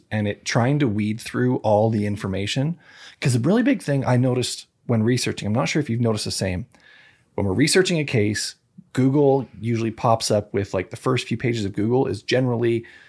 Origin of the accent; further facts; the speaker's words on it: Canada; We're Canadian.